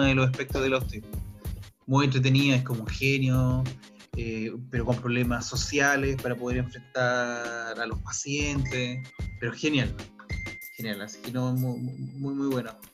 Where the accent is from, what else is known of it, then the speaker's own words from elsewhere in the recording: Chile; moved away as an adult; also born or lived in New Zealand; para no ejercer en mi país lo que realmente estudié